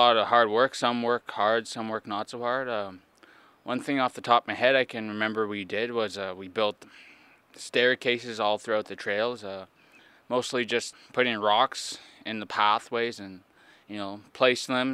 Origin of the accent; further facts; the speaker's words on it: Quebec, Canada; I'm from Casabajwa, Quebec